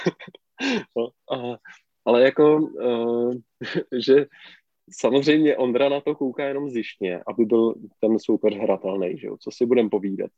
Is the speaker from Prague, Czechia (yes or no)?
no; Karlovy Vary Region, Czechia; já jsem z Karlovarska